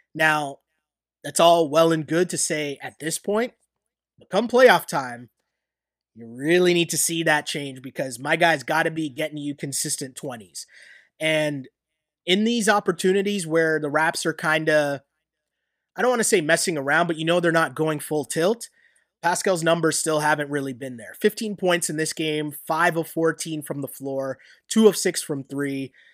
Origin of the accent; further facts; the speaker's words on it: Canada; as a Canadian